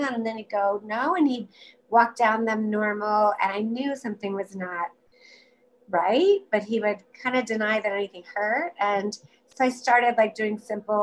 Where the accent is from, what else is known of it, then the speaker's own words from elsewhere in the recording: Virginia, United States; I'm from Virginia, so a very Lyme endemic region